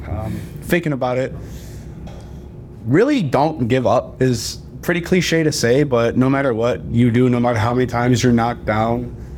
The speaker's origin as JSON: {"language": "English", "town": "Painesville", "region": "Ohio", "country": "United States", "said": "I'm from Painesville"}